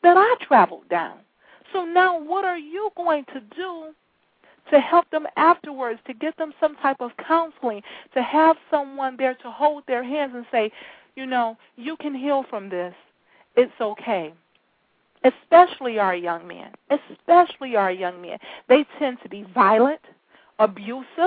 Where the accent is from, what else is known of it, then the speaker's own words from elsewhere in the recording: Detroit, Michigan, United States; I'm from Detroit, and I spend a lot of time in the Detroit high schools.